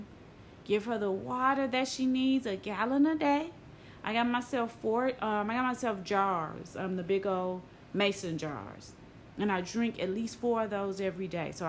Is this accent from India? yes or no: no; Tennessee, United States; I'm from Tennessee, right? I'm from a place where it gets cold, where it snows